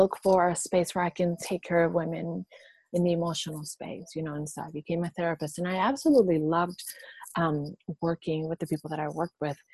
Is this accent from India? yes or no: no; Puerto Rico; I was born and raised in Puerto Rico.